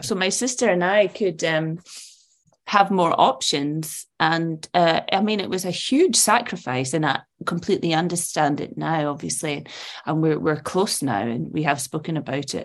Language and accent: English; Edinburgh, Scotland, United Kingdom; also born or lived in Malaysia / Saudi Arabia; I grew up in Portobello, which is Edinburgh's seaside